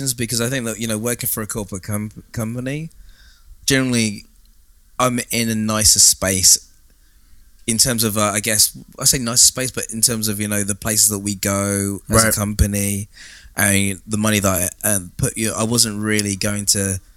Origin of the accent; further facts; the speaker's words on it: England, United Kingdom; also born or lived in Ohio, United States / Oregon, United States; being an English guy working with Americans